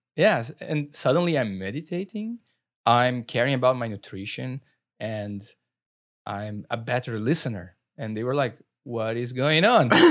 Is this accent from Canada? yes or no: no; Brazil; accent: Brazilian; moved away; growing up in Brazil